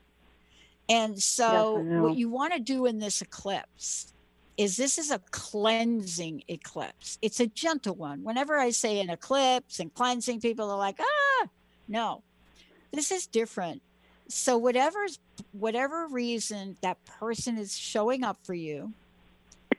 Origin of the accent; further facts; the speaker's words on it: New York, United States; I grew up in New York, right? And I grew up in the projects in New York.